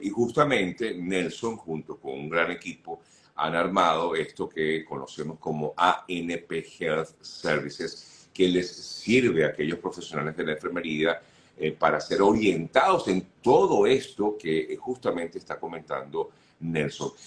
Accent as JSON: {"language": "Spanish", "country": "Venezuela", "moved": "yes", "lives_now": "United States", "said": "como, como venezolanos"}